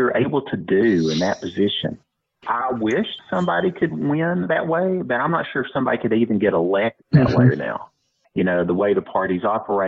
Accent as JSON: {"language": "English", "region": "Georgia", "country": "United States", "tie": "born or raised there", "said": "I grew up in Georgia and right on the border of Georgia and Tennessee"}